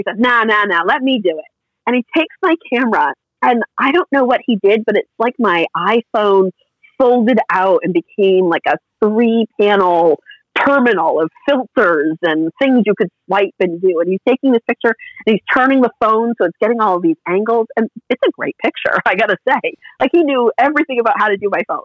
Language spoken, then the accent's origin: English; Massachusetts, United States; I'm from Massachusetts